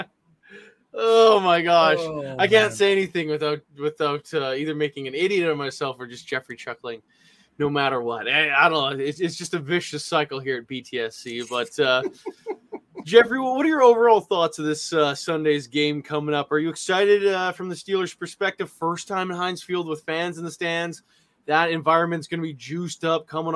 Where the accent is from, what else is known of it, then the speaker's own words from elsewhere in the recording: Canada; I am Canadian